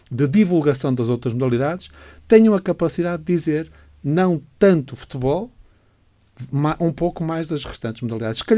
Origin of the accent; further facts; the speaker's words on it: Braga, Portugal; also born or lived in Porto; nasci em Braga, sim.